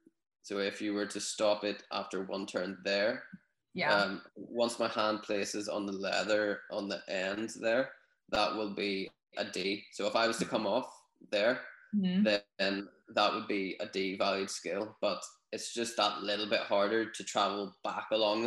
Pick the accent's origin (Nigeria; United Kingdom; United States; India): United Kingdom; Newtownards, Northern Ireland; also born or lived in Dublin; My hometown, Newtownards